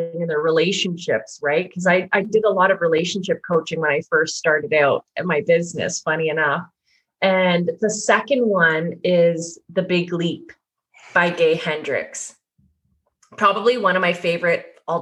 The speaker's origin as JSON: {"language": "English", "town": "Sudbury", "region": "Ontario", "country": "Canada", "tie": "born or raised there", "moved": "yes", "lives_now": "Burlington, Canada", "said": "I'm originally from this small town 4 hours north from here in Sudbury, Ontario."}